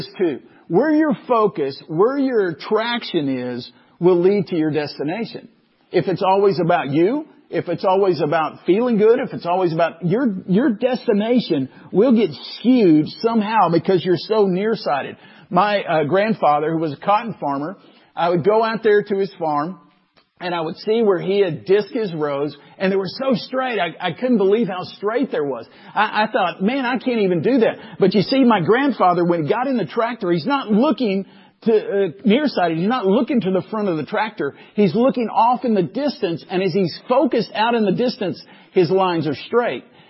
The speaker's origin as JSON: {"language": "English", "town": "Waco", "region": "Texas", "country": "United States", "tie": "born or raised there", "said": "growing up in Waco"}